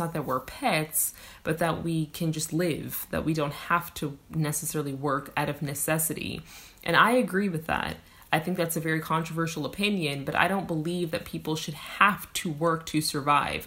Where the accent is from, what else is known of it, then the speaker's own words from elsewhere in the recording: United States; my home country